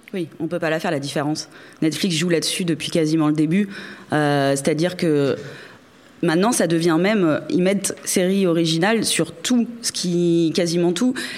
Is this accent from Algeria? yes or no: no; France; En tant que Français